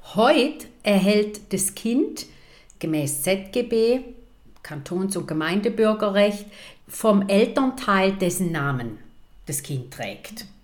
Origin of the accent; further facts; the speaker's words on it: Munich, Bavaria, Germany; now in St. Gallen, Switzerland; Ich bin in München geboren